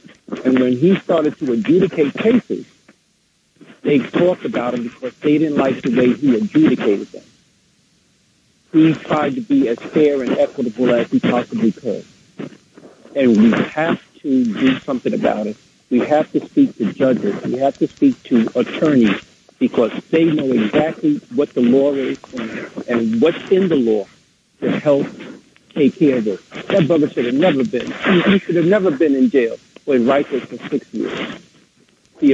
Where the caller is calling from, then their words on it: Mount Vernon, New York, United States; I'm calling from Mount Vernon.